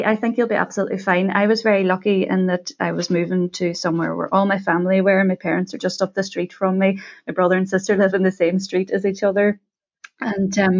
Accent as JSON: {"language": "English", "town": "Derry", "region": "Northern Ireland", "country": "United Kingdom", "tie": "born or raised there", "also_born_or_lived": "London", "moved": "as an adult", "said": "I moved back to my hometown of Derry"}